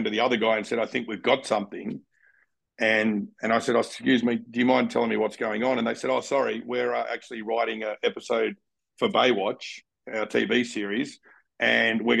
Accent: Canberra, Australian Capital Territory, Australia; moved away; I grew up in Canberra

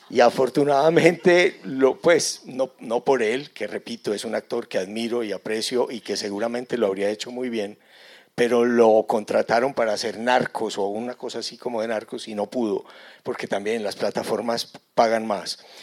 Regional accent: Antioquia, Colombia; accent: antioqueño; ustedes casi que ni me entenderían si yo me pongo a hablar en antioqueño

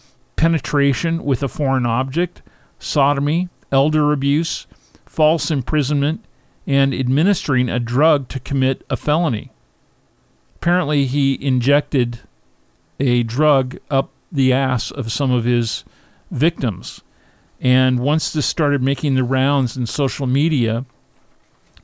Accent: Palm Springs, California, United States; right here in my hometown of Palm Springs, California

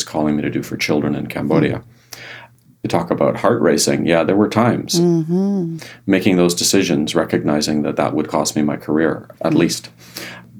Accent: Ireland; I'm Irish

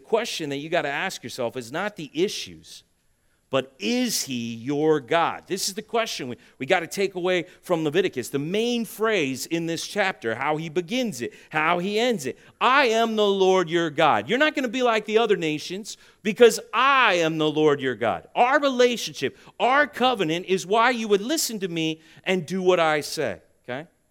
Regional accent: United States; I love this country that you and I live on. And I grew up my whole life thinking that this is the greatest nation on earth.

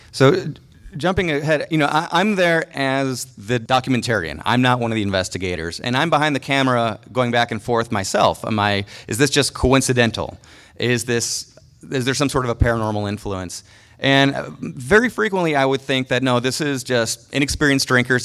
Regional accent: Mundelein, Illinois, United States; moved away; also born or lived in Los Angeles; I'm from Mundelein, Illinois

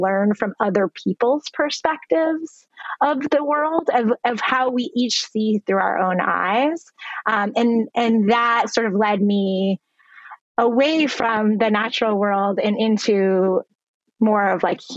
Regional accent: Vermont, United States; I grew up in Vermont, in the northeastern part of the United States

